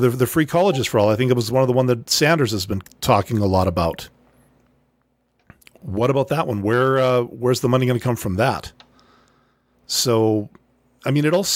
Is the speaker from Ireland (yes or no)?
no; Canada; I'm Canadian